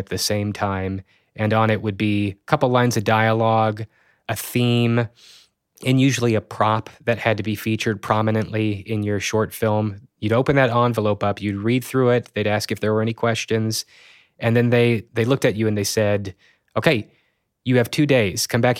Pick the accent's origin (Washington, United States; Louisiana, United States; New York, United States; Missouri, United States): Missouri, United States; Springfield; And then there started to be this event in my hometown. It was called Sato 48, Springfield and the Ozarks 48-Hour Film Challenge.